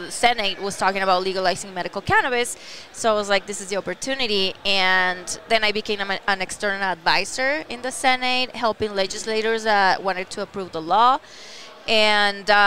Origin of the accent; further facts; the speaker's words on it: Chihuahua, Mexico; moved away as an adult; also born or lived in Colorado, United States; I'm from Chihuahua, Mexico